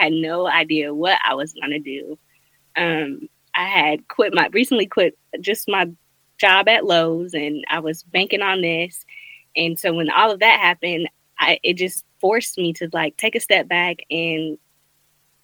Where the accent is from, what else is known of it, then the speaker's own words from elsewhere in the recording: Greenville, South Carolina, United States; I am from Greenville, South Carolina, born and raised.